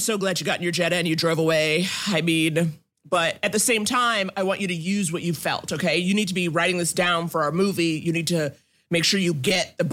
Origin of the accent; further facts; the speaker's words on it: New York, United States; I grew up in New York